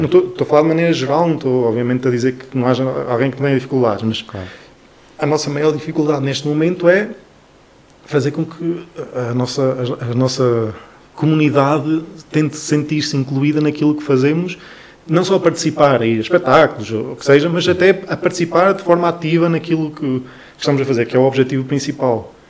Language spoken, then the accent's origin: Portuguese; Chaves, Norte, Portugal; also born or lived in Bragança; eu sou de Chaves